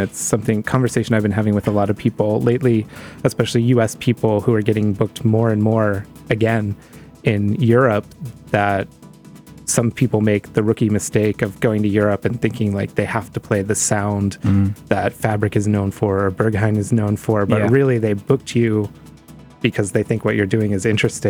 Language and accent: English; Pittsburgh, Pennsylvania, United States; now in New York, United States; I'm from Pittsburgh.